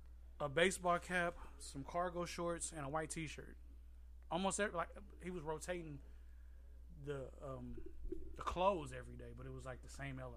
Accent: Trinidad & Tobago; But I guess because I'm also Trinidadian, so we speak with our hands a lot, but our actions are led with our heart.

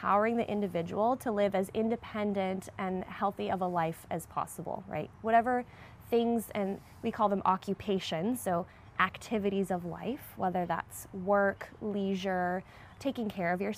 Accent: San Diego, California, United States; I'm from San Diego, actually born and raised down there

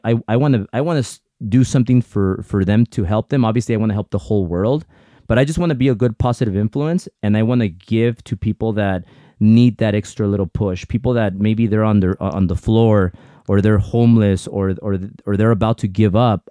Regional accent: United States; first language Spanish; English is a second language; I'm a very proud Mexican, but I'm also a very proud American because without America, 'cause I was born here, but I'm, my parents are Mexican

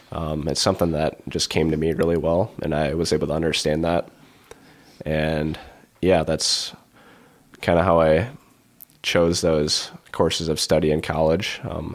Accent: Iowa, United States; You know, growing up in the Siouxland Conference, you obviously, you know, you had Cade Bleeker, you had, you know, Jacob Viss from Western Christian.

